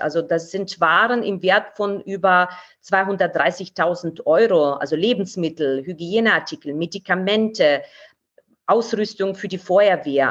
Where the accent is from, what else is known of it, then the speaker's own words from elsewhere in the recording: Kharkiv, Kharkiv Oblast, Ukraine; now in Nuremberg, Germany; aus meiner Heimatstadt